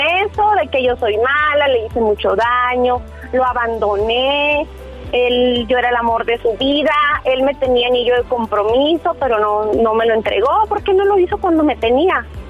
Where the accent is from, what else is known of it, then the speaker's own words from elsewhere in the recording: Chihuahua, Mexico; moved away as an adult; also born or lived in Phoenix, Arizona; Ahorita ya estoy en, Chihuahua, en mi tierra.